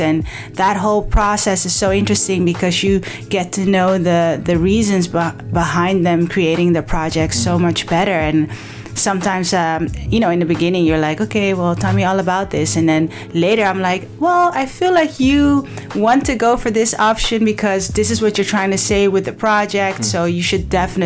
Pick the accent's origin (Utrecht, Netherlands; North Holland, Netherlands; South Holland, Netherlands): North Holland, Netherlands; Amsterdam; I was raised in Belmer, southeast side of Amsterdam